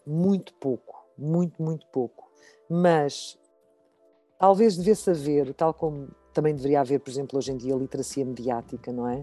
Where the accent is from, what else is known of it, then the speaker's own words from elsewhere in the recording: Lisbon, Portugal; eu sou de Lisboa